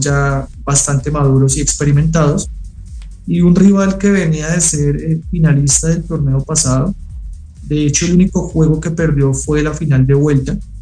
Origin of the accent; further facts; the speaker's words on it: Colombia; now in Mexico; soy colombiano. Como buen colombiano